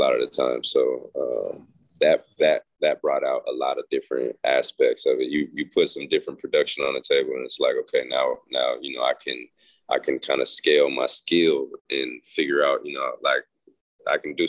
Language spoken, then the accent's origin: English; Las Vegas, Nevada, United States; It's a street I grew up on in Las Vegas, and it pretty much painted my whole childhood